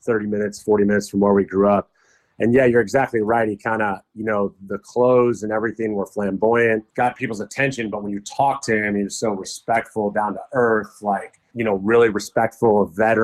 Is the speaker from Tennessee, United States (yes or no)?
no; Murrieta, California, United States; we're from the Marietta area, Marietta. Which is about 40 minutes from Empire Lakes